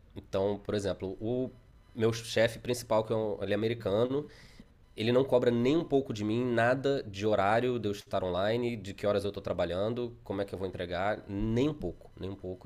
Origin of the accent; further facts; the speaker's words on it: Brazil; moved away as an adult; voltamos ao Brasil para visitar os parentes